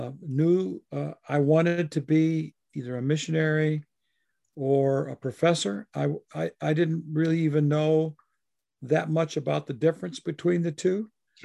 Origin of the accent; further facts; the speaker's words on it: the Midwest, 100 miles west of Chicago, Illinois, United States; now in Libertyville, United States; I grew up in the Midwest, 100 miles west of Chicago in a small rural community. And went to off to college to study for study the Bible after having a profound summer conversion type experience. I grew up in the church